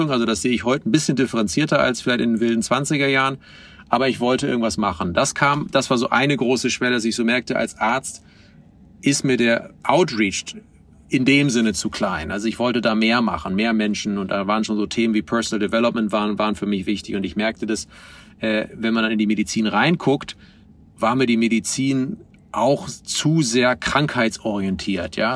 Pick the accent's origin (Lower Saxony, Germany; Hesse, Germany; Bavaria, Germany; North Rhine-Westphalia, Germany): Lower Saxony, Germany; Oldenburg; meiner Heimatstadt Oldenburg. Die hat so 160.000 Einwohner